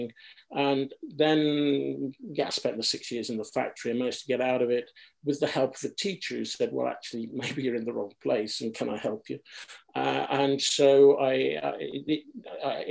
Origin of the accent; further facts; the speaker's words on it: Derby, East Midlands, United Kingdom; I grew up in Derby